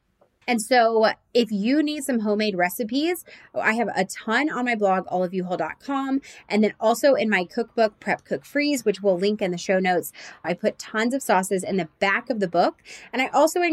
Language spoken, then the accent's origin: English; Nashville and Atlanta, the South, United States; we're from Nashville and Atlanta